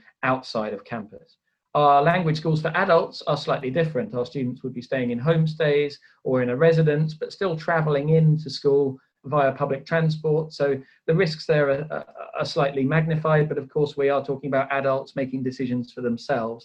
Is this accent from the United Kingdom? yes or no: yes; United Kingdom; I'm sitting here as a Brit. I'm also half Swedish